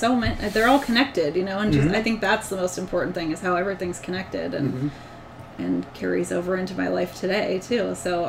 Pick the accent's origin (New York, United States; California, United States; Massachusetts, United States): California, United States; Sonoma County; I was born and raised in Sonoma County. I stuck around here and went to school at Sonoma State.